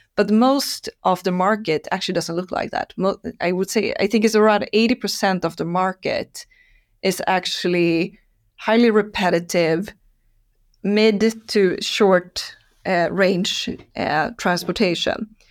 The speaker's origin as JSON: {"language": "English", "town": "Stockholm", "region": "Stockholm County", "country": "Sweden", "tie": "born or raised there", "said": "I'm Swede, uh, born and raised in Stockholm."}